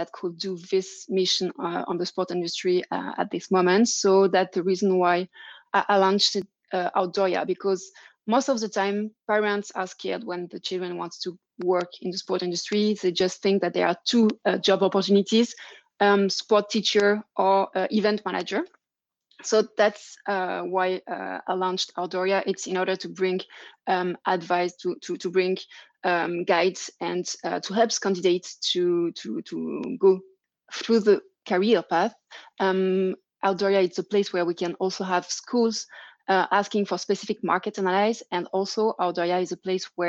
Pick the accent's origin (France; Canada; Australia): France; accent: French; English is a second language; also born or lived in Germany / England; now in Geneva, Switzerland; my French accent